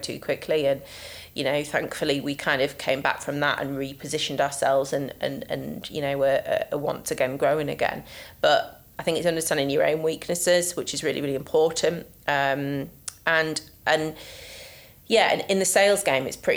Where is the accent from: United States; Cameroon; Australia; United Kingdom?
United Kingdom; Yorkshire and the Humber; I'm from Yorkshire after all